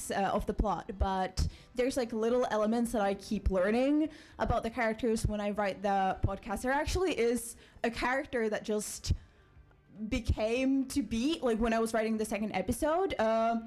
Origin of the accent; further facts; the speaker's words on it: Finland; moved away as an adult; now in Bournemouth, United Kingdom; So I'm from Finland and I moved to Bournemouth to do my master's